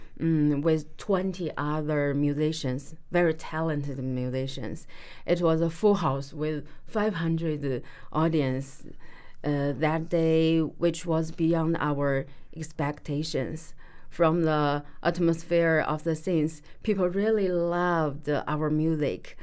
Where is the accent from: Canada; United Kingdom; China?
China; now in Pittsburgh, United States; I come from China, and I'm a musician